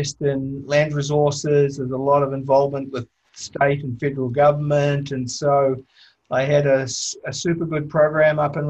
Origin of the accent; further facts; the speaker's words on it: New Zealand; moved away as an adult; also born or lived in Toronto, Canada; I was born in New Zealand.